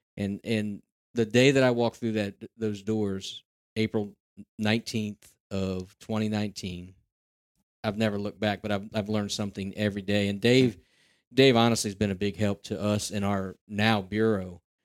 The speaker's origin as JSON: {"language": "English", "region": "Central Pennsylvania", "country": "United States", "said": "I'm from Central Pennsylvania and been around the hunting circles"}